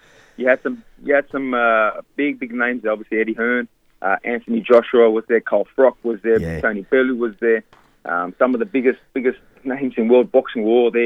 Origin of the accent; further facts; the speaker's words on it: Australia; I had my Australian flag there, my Greek flag